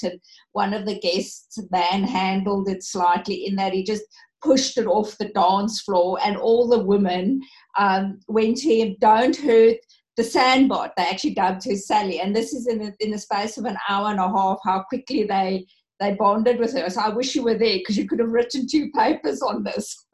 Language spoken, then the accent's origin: English; South Africa; moved away; being a South African